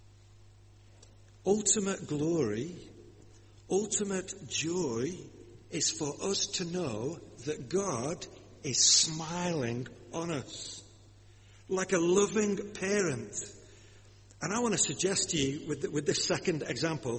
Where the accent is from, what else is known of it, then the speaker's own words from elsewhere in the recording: Lancashire, North West England, United Kingdom; accent: Lancashire; My accent, you see. Being from Lancashire